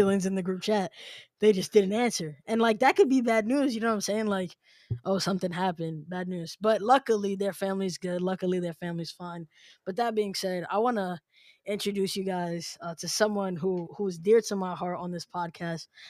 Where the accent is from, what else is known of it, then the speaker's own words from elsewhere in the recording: New York City, New York, United States; moved away; I'm originally from New York City.